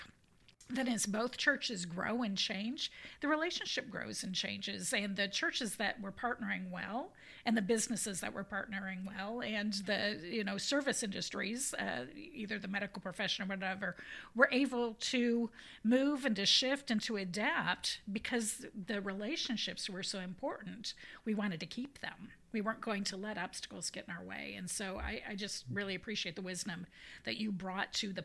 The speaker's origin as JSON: {"language": "English", "country": "United States", "said": "as an American"}